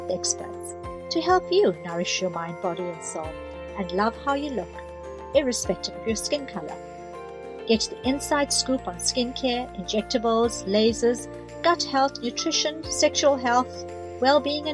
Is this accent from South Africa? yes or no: yes; South Africa; now in New Zealand; I grew up at the height of apartheid in South Africa